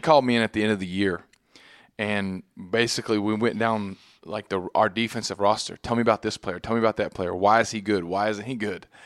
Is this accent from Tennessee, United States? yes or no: no; Texas, United States; moved away as an adult; now in New York, United States; growing up in Texas